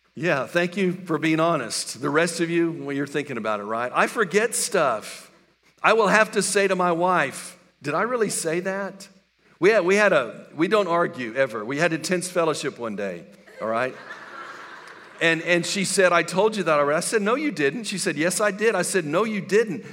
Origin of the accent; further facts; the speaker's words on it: West Texas, United States; moved away; I grew up in West Texas